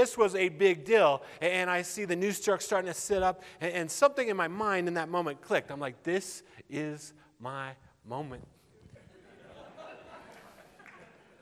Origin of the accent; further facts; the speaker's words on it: Littleton, Colorado, United States; I grew up in Littleton